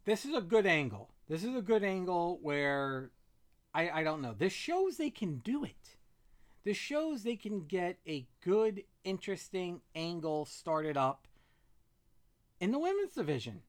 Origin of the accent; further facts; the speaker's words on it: Virginia, United States; former high school teacher from my home state, Virginia